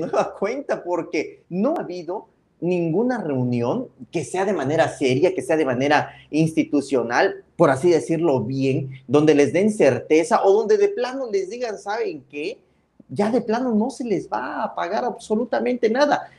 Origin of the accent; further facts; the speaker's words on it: Tuxtla Gutiérrez, Chiapas, Mexico; como tuxlecos, como chiapanecos, como mexicanos